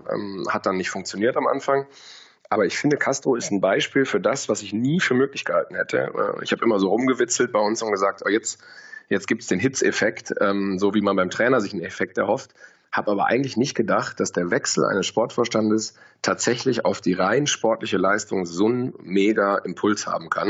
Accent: Bielefeld, North Rhine-Westphalia, Germany; moved away; bin gebürtiger Bielefelder

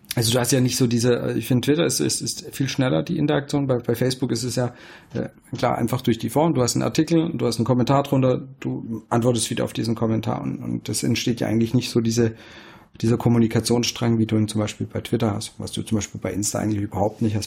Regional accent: Swabia, Germany; Ich als Schwabe

